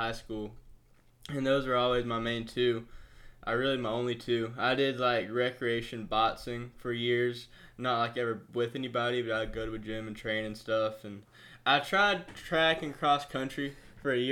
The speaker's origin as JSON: {"language": "English", "region": "Georgia", "country": "United States", "said": "we're all from Georgia"}